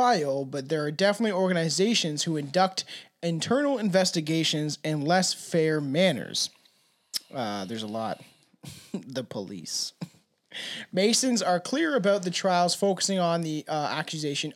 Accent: Canada; I also have a terrible accent because I'm Canadian

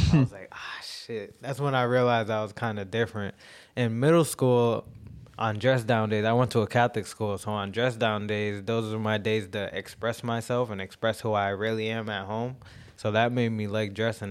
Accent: Jamaica; I'm Jamaican, so I believe a lot of my, uh, style comes from

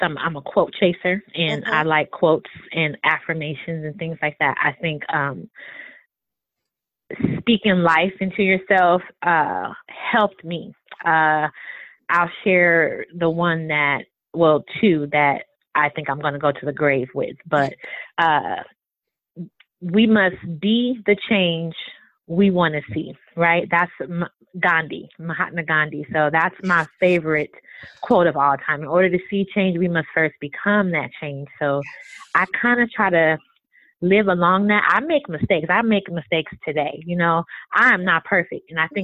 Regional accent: California, United States; moved away; I was born in California originally

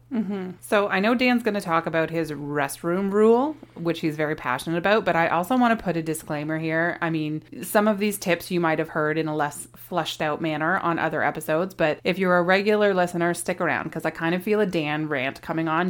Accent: Canada; We are a Canadian family of four

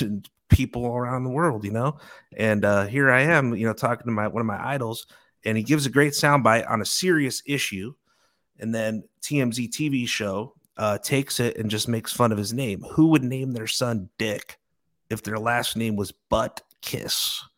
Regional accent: Chicago, Illinois, United States; moved away; growing up in Chicago, and, uh, my grandfa-, grandfather was a bar owner

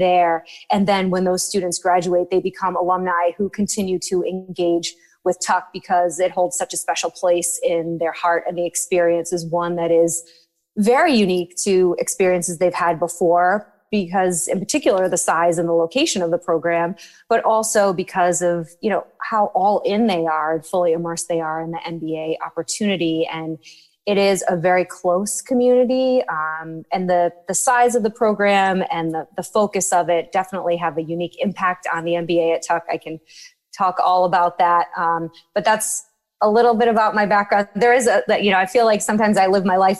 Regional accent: Rhode Island, United States; moved away as an adult; also born or lived in Washington, D.C. / New Hampshire; I am originally from Rhode Island

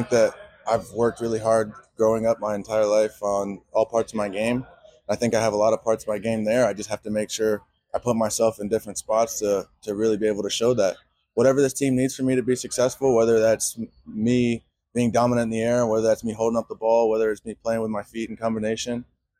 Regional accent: the South, United States; Y'all know I'm from the South, Southern hospitality, military family.

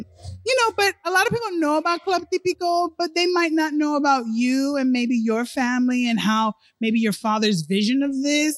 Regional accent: Miami, Florida, United States; growing up in Miami, this was a place to be and still the place to be

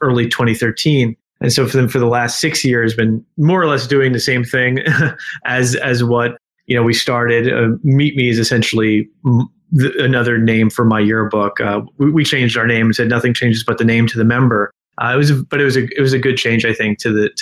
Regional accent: South Plainfield, New Jersey, United States; also born or lived in Princeton, New Jersey; I was from South Plainfield High School.

